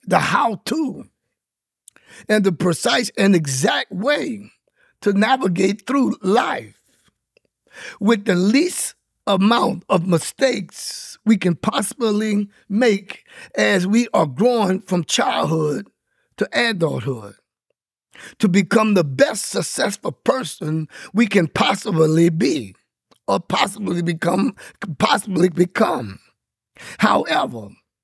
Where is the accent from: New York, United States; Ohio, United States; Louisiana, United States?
Louisiana, United States; I grew up in Louisiana from out of a Baptist community church